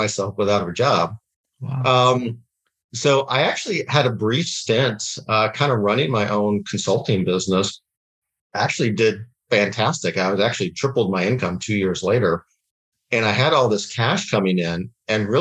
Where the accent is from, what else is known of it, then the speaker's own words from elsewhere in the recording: Dallas, Texas, United States; moved away as an adult; also born or lived in Washington, D.C.; now in Scottsdale, United States; I'm actually grew up in Dallas, Texas, through a family of entrepreneurs